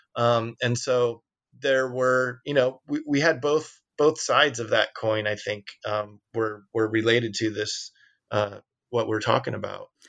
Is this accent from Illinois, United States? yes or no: yes; Peoria, Illinois, United States; we came from Peoria